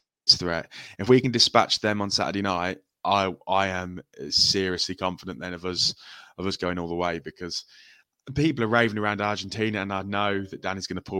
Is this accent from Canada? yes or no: no; England, United Kingdom; I'm English and we know what it's like being an England fan